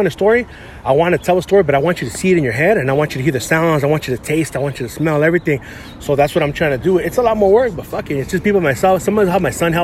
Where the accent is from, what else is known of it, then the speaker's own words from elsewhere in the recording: San Gabriel, California, United States; now in Alhambra, United States; I grew up in San Gabriel